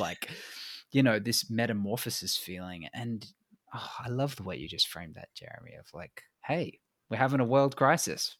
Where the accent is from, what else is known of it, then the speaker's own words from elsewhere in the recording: England, United Kingdom; now in Australia; I'm an implant anyway. I was born in England